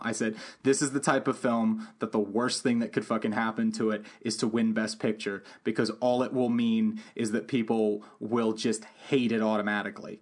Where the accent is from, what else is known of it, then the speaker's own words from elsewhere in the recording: London, United Kingdom; when I grew up in London, I grew up around a lot of different ki-, types of kids